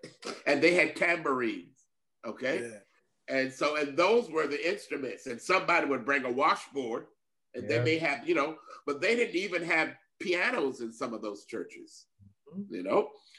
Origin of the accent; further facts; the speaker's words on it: South Carolina, United States; I grew up in South Carolina